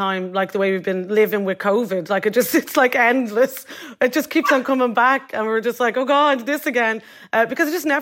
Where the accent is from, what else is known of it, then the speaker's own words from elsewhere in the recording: Ireland; as Irish people